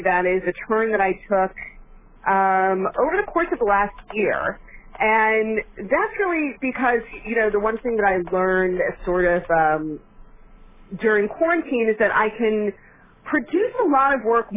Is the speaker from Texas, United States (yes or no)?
no; Florida, United States; moved away as an adult; now in New York, United States; I did grow up in Florida, but I've been living up here